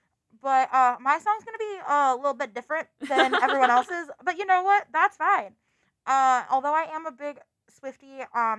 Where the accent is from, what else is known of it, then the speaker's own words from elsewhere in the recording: Cleveland area, Ohio, United States; I am kind of a Cleveland area native myself. I'm not exactly from Cleveland, but it's easiest to explain to people that I'm from Cleveland, that whole thing.